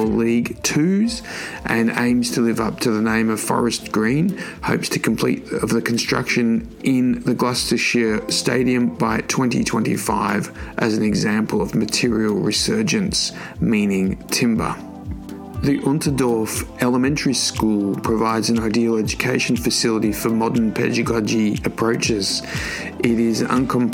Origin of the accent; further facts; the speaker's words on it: Sydney, New South Wales, Australia; my hometown of Sydney